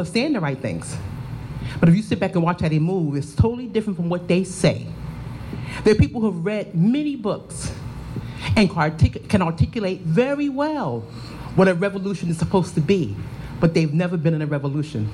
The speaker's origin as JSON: {"language": "English", "town": "New York City", "region": "New York", "country": "United States", "tie": "born or raised there", "moved": "yes", "lives_now": "Charlotte, United States", "said": "I was raised in Harlem, USA"}